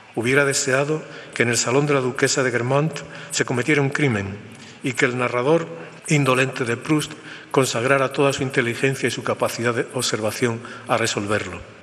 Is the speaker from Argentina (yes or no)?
no; Spain